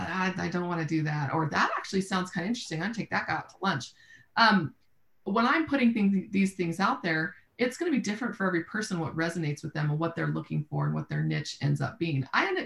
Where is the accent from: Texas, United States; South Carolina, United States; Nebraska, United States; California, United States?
Texas, United States; Austin; I'm from Austin, so Central Texas, obviously, San Antonio, Dallas are big markets that I spend time actively looking in.